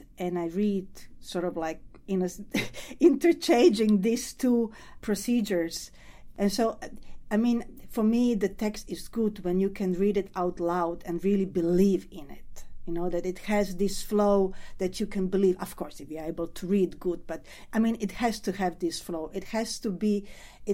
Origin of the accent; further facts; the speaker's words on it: Croatia; I'm coming from Croatia